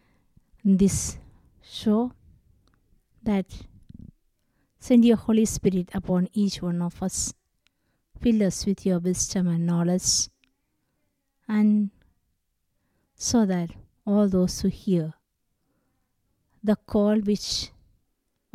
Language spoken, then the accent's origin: English; Kerala, India; I am from Kerala, and I have born and brought up in a Catholic family.